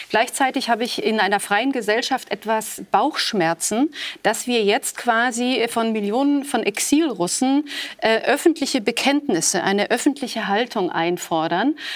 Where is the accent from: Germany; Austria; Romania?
Romania; äh, aus der DDR, auch aus meiner Heimat, aus Rumänien